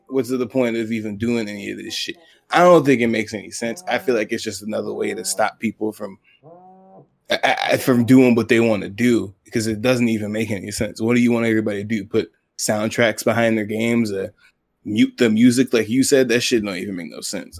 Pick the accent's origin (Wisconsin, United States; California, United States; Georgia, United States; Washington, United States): Georgia, United States; Atlanta; also born or lived in England; I grew up in Atlanta, Zone Six